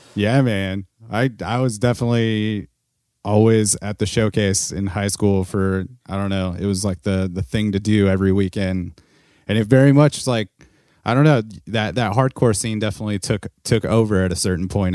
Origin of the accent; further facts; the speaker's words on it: Corona, California, United States; I grew up in Corona